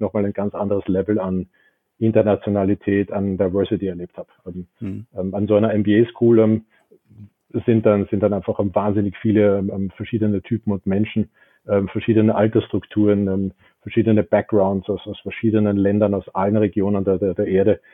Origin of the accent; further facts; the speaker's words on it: Vienna, Austria; also born or lived in Pittsburgh, United States; Ich bin in Wien geboren, ähm, bin auch zur Schule gegangen, ging da aufs Gymnasium, ähm, habe dort auch studiert